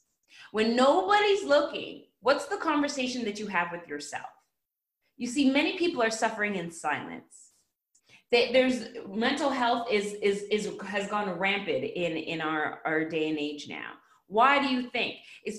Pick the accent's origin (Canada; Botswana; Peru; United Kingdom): Canada; now in United States; I am Canadian. And in Canada, we actually have Thanksgiving